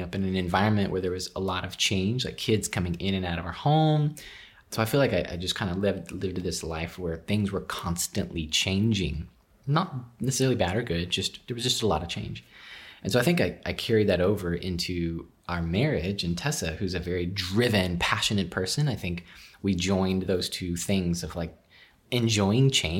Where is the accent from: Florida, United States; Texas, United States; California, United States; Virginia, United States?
Texas, United States; also born or lived in Houston; I'm originally from Texas. I'm a Texas boy, bred, born, and raised